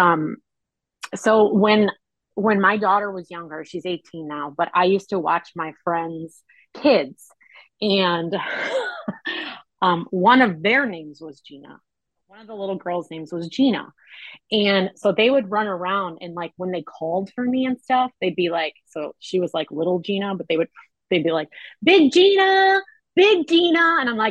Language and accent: English; Chicago, Illinois, United States; I'm a born and raised on the south side of Chicago girl.